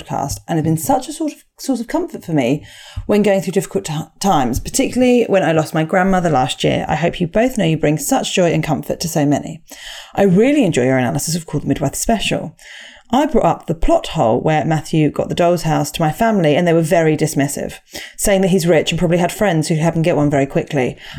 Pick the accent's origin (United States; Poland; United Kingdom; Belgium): United Kingdom; Bristol, South West England; we're both from Bristol. We actually live between Bath and Bristol, but we have a BS postcode.